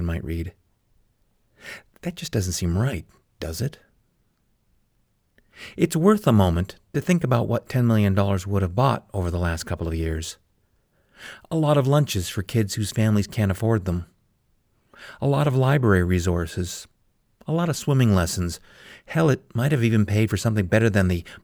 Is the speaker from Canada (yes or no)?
yes; Calgary, Alberta, Canada; My hometown of Calgary, Alberta, Canada